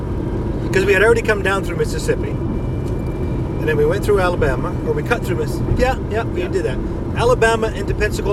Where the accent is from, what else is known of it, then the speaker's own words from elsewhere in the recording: Canada; And we come from Canada